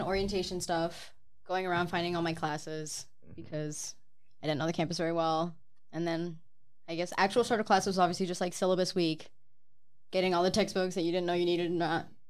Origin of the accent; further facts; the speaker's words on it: Saginaw, Michigan, United States; I'm from here in Saginaw